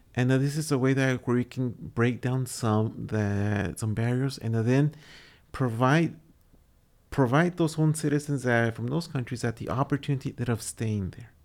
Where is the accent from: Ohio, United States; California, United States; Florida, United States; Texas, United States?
Texas, United States; Texas is my home state